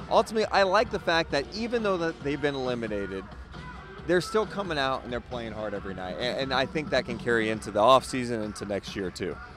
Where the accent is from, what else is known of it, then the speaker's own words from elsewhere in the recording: California, United States; I'm doing it in my hometown